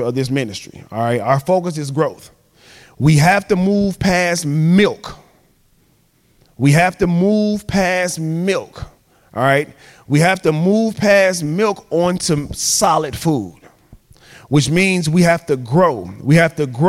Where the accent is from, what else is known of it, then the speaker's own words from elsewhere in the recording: Chicago, Illinois, United States; I'm from Chicago